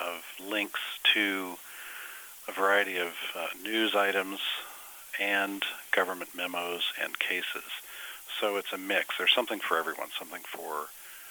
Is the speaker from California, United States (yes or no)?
no; Denver, Colorado, United States; also born or lived in San Antonio, Texas; now in Austin, United States; I am from Denver, Colorado, but now I'm living and practicing in Austin.